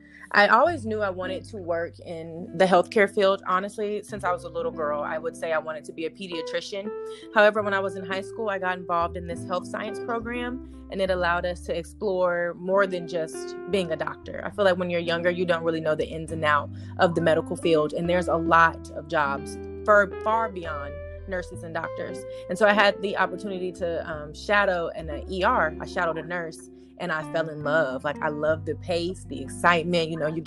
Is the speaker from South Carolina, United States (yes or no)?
yes; Columbia, South Carolina, United States; moved away as an adult; also born or lived in Tuskegee, Alabama; now in Houston, United States; I'm originally from Houston, but my family relocated to South Carolina when I was around 9. And I did most of my growing up in Columbia, South Carolina, ventured on to Tuskegee, and I'm now back home in Houston.